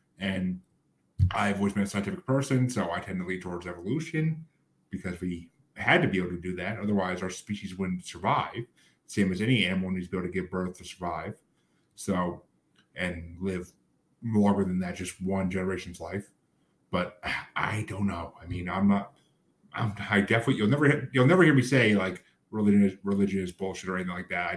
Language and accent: English; United States; moved away; also born or lived in New York / Massachusetts; I grew up in New York and then Massachusetts